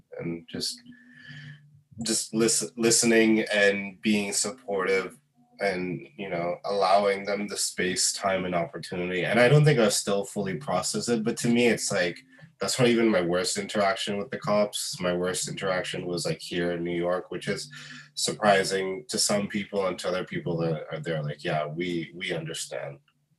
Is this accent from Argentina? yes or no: no; Bahrain; even though, like, I'm not Muslim, I did celebrate Eid when I was growing up in Bahrain.